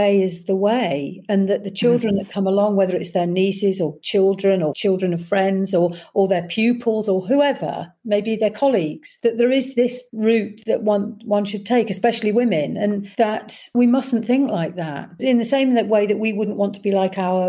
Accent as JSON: {"language": "English", "town": "Leicester", "region": "East Midlands", "country": "United Kingdom", "moved": "yes", "said": "I'm very much a Leicester girl, and Leicester have embraced me, even though I haven't lived there for 30 or 40 years"}